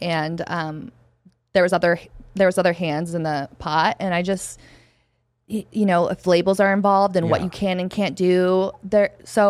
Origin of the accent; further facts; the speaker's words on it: Flathead Valley, Montana, United States; now in Arizona, United States; Where I'm from the Flathead Valley, Kalispell, Big Fork, Whitefish, Polson. And, I mean, I think we were rated fourth cloudiest area in the United States.